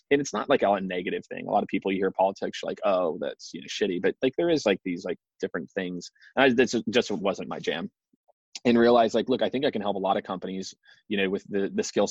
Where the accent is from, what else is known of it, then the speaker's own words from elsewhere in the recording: Midwest, United States; I grew up in the Midwest, went to school in the Midwest